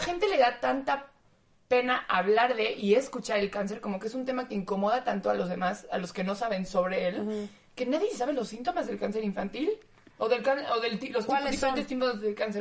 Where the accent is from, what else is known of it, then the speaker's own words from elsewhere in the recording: Mexico; moved away; soy mexicana